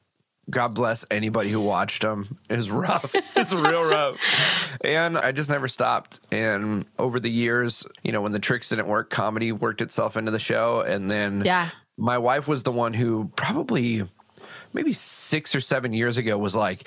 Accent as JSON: {"language": "English", "region": "Southern California", "country": "United States", "tie": "born or raised there", "said": "I'm born and raised in Southern California"}